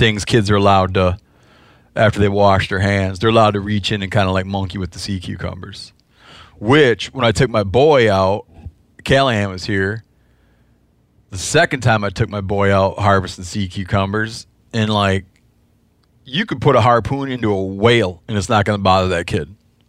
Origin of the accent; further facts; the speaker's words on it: Midwest, United States; I don't remember because I'm from the Midwest.